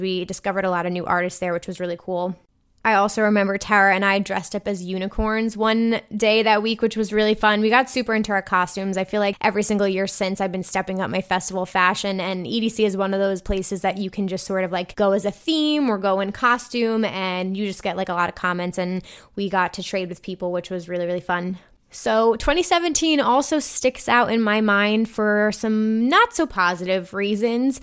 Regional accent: New Jersey, United States; I'm from New Jersey

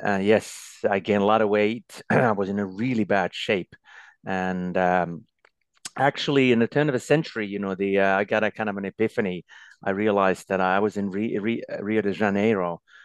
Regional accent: Lahti, Päijät-Häme, Finland; also born or lived in Norway; there was a ski club in my hometown, Lahti, where I still live.

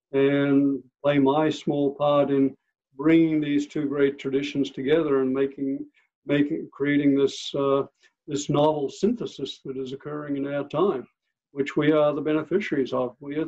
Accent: Australia; I came from Australia and was a hardcore neuroscientist at that time

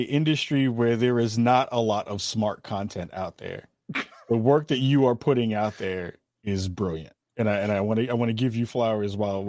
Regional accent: Bronx, New York, United States; Yeah, I'm from Northeast Bronx.

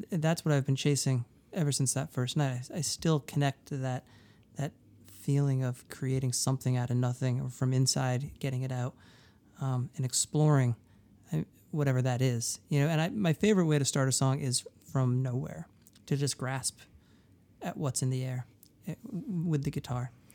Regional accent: Durham, New Hampshire, United States; moved away; I grew up in Durham, New Hampshire.

